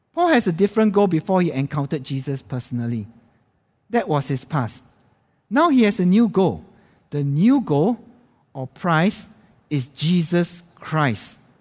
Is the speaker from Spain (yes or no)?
no; Singapore; moved away as an adult; now in Jakarta, Indonesia; as a Singaporean